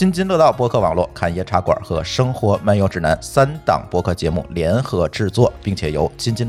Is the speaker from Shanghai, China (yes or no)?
no; Tianjin, China; moved away as an adult; 其实我呢就是在天津出生，但是呢，工作期间更多的是在外地跑。